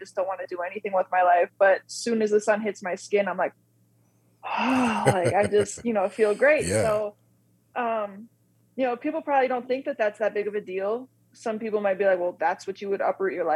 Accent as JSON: {"language": "English", "region": "Wisconsin", "country": "United States", "tie": "born or raised there", "also_born_or_lived": "North Carolina / Southern Illinois", "moved": "as an adult", "said": "I was born and raised in Wisconsin, went to school in North Carolina, Southern Illinois"}